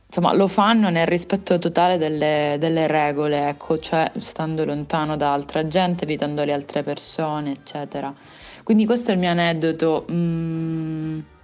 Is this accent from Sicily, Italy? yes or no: yes; Palermo, Sicily, Italy; now in Padua, Italy; io registro da Padova, considera che io sono di Palermo e ho la mia famiglia a Palermo